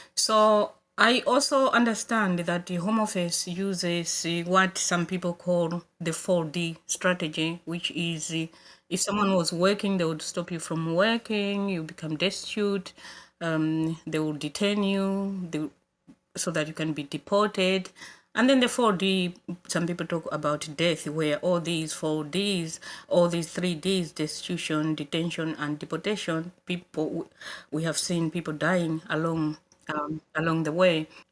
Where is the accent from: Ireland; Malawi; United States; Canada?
Malawi; moved away as an adult; now in Coventry, United Kingdom; I'm originally from Malawi, but I live in Coventry now.